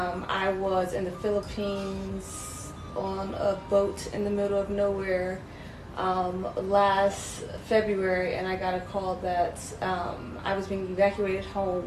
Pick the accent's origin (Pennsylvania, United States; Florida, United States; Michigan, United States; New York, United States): Pennsylvania, United States; Philadelphia; moved away as an adult; also born or lived in Washington, D.C.; now in Beijing, China; am in Beijing by way of Washington, D.C. I am born and raised in Philadelphia. Die hard Eagles fan, die hard anything Philadelphia. I moved to Washington, D.C. in 2002 to go to Howard University.